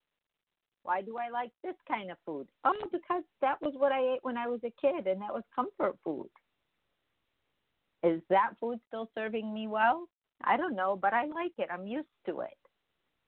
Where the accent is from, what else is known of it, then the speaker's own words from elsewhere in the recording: Midwest, United States; now in California, United States; we come from the Midwest